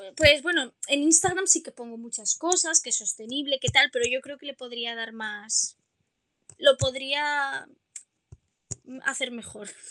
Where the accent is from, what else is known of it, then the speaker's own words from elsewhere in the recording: Oropesa del Mar, Valencian Community, Spain; yo soy de Castellón. Vale. Y bueno, y en mi pueblo, en Oropesa del Mar